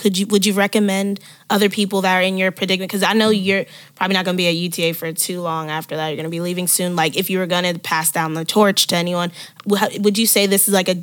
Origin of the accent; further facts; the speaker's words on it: Prince George's County, Maryland, United States; now in Texas, United States; I'm from Prince George's County.